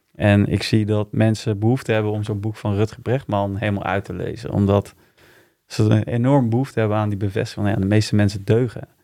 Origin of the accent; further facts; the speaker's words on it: Utrecht, Netherlands; also born or lived in Wijk bij Duurstede; In Wijk ben ik geboren. Maar ik heb hier in Utrecht op uh, gezeten. Dus ja, ik zie me wel meer als een eh, Utrechtse jongen